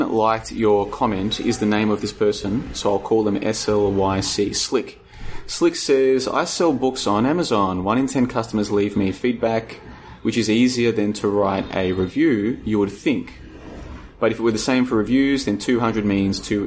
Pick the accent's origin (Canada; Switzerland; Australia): Australia; now in Vietnam; I'm from Australia